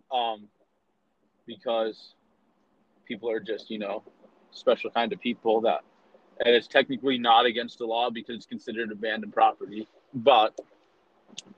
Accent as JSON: {"language": "English", "region": "Arizona", "country": "United States", "said": "my home state and our lovely Game and Fish Department, the Arizona Game and Fish"}